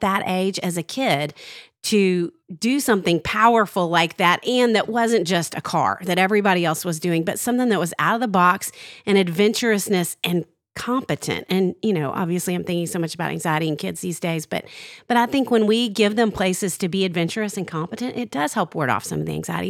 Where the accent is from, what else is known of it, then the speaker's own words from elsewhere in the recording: Arkansas, United States; growing up in Arkansas